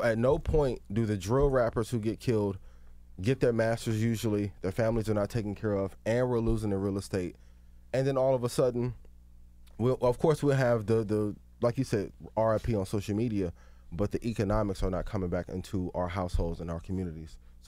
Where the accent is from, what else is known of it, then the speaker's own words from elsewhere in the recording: East Chicago, Indiana, United States; I'm from East Chicago, Indiana. There's a lot of killings that were happening in Chicago before a lot of Chicago rappers were popular.